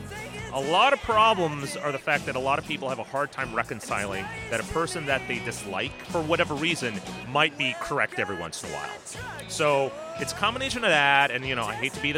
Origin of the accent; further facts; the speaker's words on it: Washington, United States; now in New York, United States; I'm originally from Washington State, but I've lived here in New York for about 20 years